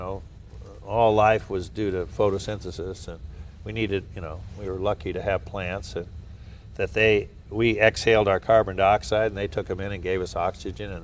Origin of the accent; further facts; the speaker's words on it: Southern California, United States; also born or lived in Wichita, Kansas; I was born in Wichita, Kansas, where all oceanographers come from. You know? And then I grew up in Southern California